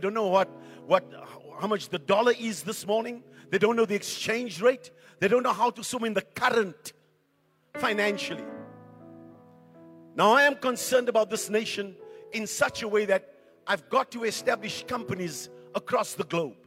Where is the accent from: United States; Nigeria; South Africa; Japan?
South Africa; Johannesburg, Gauteng; when I grew up in Coronationville